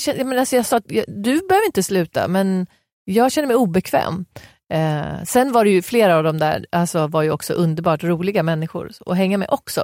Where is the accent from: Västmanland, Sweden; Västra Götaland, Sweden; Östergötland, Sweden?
Västmanland, Sweden; Västerås; jag är från Västerås